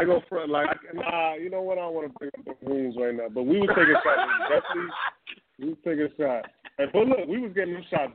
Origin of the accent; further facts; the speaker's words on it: Jersey City, New Jersey, United States; also born or lived in Brooklyn, New York; when I started rapping, I was already entrenched in Jersey City